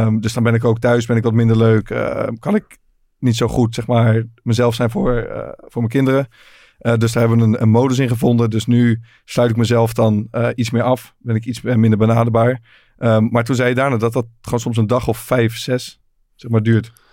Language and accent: Dutch; Netherlands; het is Hoofdvliet, 20, 25 kilometer van waar ik ben opgegroeid